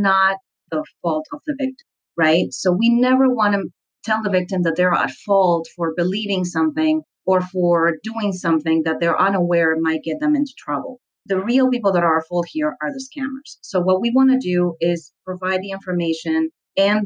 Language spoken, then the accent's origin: English; Lima, Peru; I grew up in Lima, Peru, and I was the daughter of a medical doctor